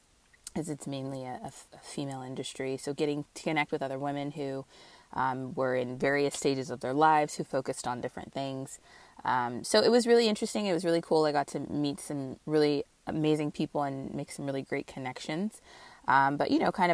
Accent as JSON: {"language": "English", "region": "Northern California", "country": "United States", "moved": "as an adult", "lives_now": "Southern California, United States", "said": "I hail from Northern California"}